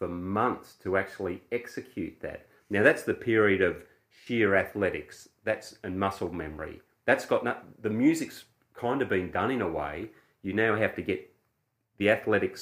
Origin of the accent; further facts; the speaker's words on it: Australia; I'm an Australian guy